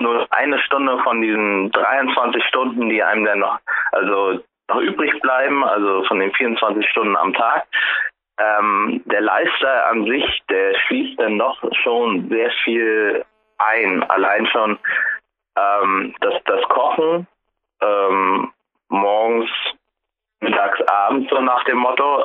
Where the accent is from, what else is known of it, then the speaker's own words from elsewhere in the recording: Rostock, Mecklenburg-Vorpommern, Germany; moved away as an adult; now in Frankfurt, Germany; Ich komme ja aus Rostock